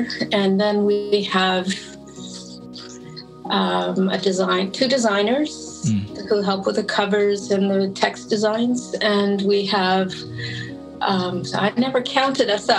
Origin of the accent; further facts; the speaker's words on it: Toronto, Ontario, Canada; I'm from Toronto, and I joined there in 1975